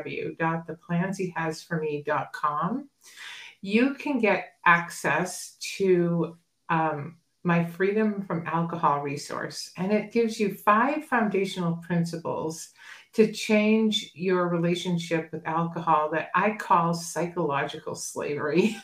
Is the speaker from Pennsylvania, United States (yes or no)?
no; New Hampshire, United States; moved away as an adult; also born or lived in Massachusetts / Boston / San Diego, California; now in Arizona, United States; I grew up in New Hampshire and, kind of small town by the coastline.